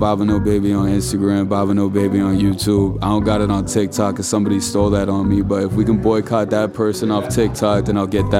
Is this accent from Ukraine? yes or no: no; Sydney, Nova Scotia, Canada; I was born and raised here.